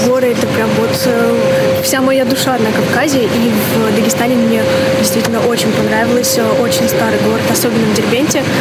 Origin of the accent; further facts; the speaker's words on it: North Ossetia–Alania, Russia; я сама из Северной Осетии